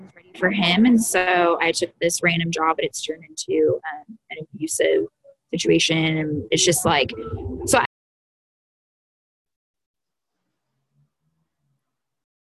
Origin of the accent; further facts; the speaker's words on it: the Northwest, Pacific Northwest, United States; I am from the Northwest